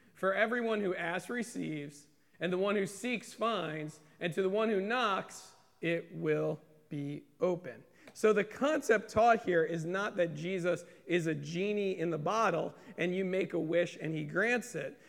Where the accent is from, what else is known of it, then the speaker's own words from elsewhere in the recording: United States; being American Christians